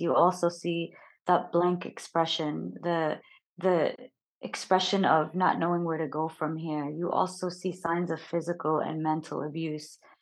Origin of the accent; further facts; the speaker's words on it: United States; growing up in the United States, I never heard any Arabic speaking or any representation of me or my people.